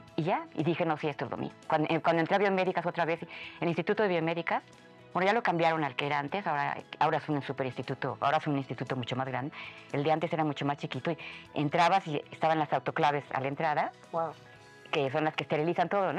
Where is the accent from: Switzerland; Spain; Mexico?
Mexico; somos muchos menos en México